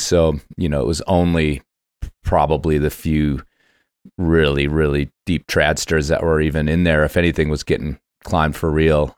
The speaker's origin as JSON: {"language": "English", "town": "Cincinnati", "region": "Ohio", "country": "United States", "tie": "born or raised there", "moved": "yes", "said": "part of my youth, I grew up in Cincinnati, Ohio"}